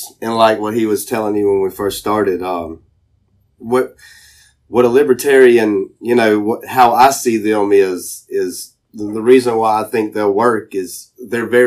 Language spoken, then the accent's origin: English; the Bible Belt, United States; I grew up here in the Bible Belt with you guys and went to church with you guys